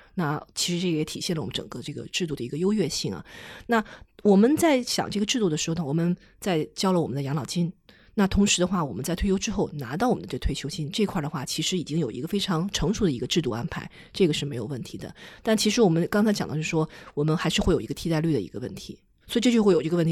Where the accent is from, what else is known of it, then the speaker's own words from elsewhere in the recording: China; 因为我们中国人是以储蓄为主的